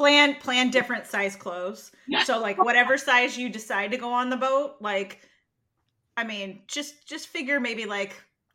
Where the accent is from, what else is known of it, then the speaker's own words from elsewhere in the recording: the South, United States; I'm the Southerner that doesn't drink sweet tea